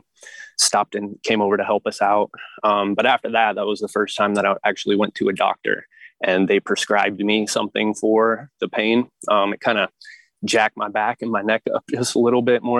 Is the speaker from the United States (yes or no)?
yes; Turlock, California, United States; my home in Turlock